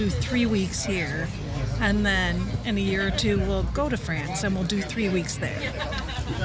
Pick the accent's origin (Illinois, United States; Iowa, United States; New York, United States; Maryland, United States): Illinois, United States; Rockford